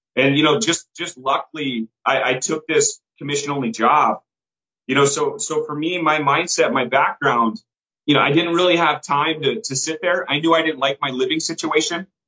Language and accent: English; Bay Area, California, United States; I grew up in California